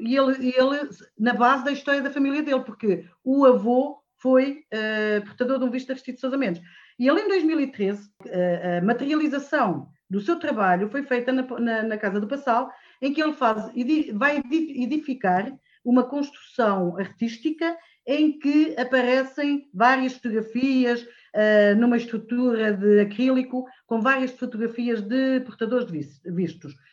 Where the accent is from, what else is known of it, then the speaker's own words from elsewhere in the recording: Guarda, Portugal; moved away as an adult; now in Santa Comba Dão, Portugal; Eu sou da Guarda, nem sequer sou daqui venho, sou colocada eh, em Cabanas Viriato dar aulas e vivo em Santa Combadão.